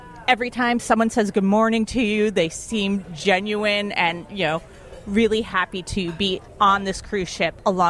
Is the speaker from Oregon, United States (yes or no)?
no; Jersey Shore, New Jersey, United States; moved away; I am originally from Jersey Shore.